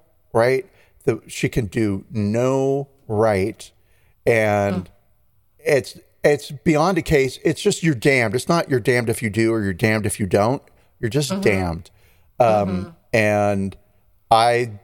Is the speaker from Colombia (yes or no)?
no; United States; I'm an American